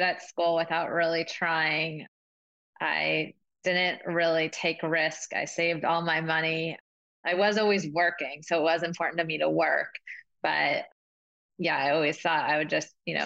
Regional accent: Agoura Hills, California, United States; moved away as an adult; also born or lived in University of Michigan; now in New York City, United States; I grew up in Oak Park or Agoura, which is about an hour north of downtown LA, depending on traffic

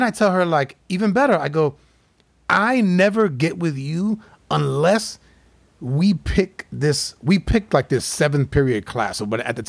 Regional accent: New York City, New York, United States; moved away; we both were born in Manhattan. She grew up mostly in the Bronx. I grew up in Manhattan

